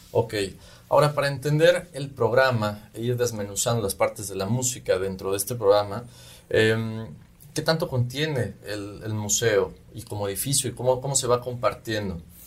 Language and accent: Spanish; Yucatán, Mexico; en nuestra región